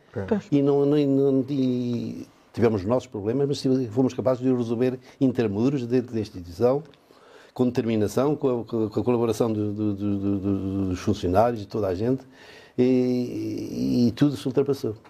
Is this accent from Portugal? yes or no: yes; Valpaços, Norte, Portugal; moved away as an adult; now in Chaves, Portugal; a minha terra era o Valpaços